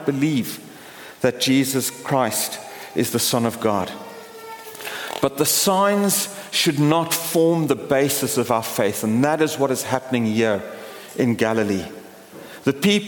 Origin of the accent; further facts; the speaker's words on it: Port Elizabeth, Eastern Cape, South Africa; moved away; my hometown of Port Elizabeth